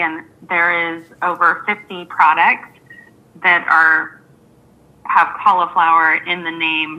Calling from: Florida, United States; I'm calling in from Florida

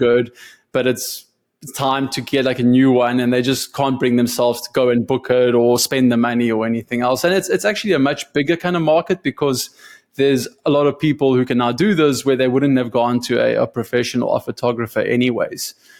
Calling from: Austin, Texas, United States; Yeah, I'm in Austin, Texas. It's 102 outside, so I'm really glad I'm inside speaking to you.

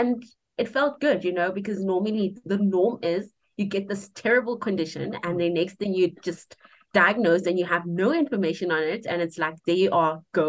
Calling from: Polokwane, Limpopo, South Africa; I am calling in from Polokwane in the Limpopo province of South Africa.

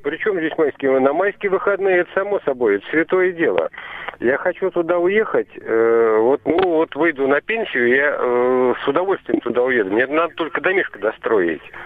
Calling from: Moscow, Russia; Я звоню из Москвы

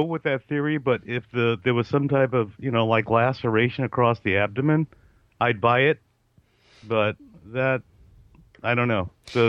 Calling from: California, United States; in California.

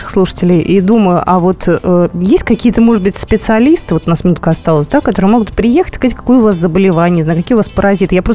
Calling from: Vladimir, Vladimir Oblast, Russia; я из Владимира.

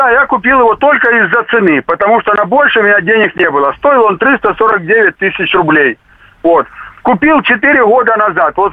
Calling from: Rostov-on-Don, Rostov Oblast, Russia; Я из Ростова-на-Дону

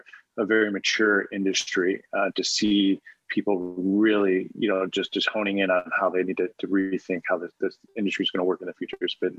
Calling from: New York, United States; I am in Westchester, just north of the city.

